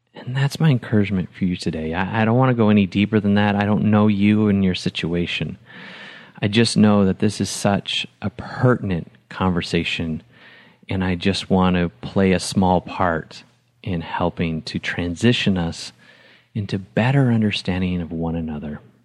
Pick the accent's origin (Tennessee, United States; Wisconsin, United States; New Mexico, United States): Wisconsin, United States; moved away as an adult; also born or lived in Huntsville, Alabama / Atlanta; I was raised in Wisconsin